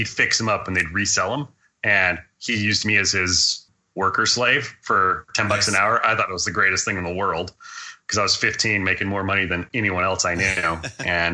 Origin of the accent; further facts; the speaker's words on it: Hawaii, United States; moved away as an adult; I was growing up in Hawaii, and I was living there from about 2000 to about 2006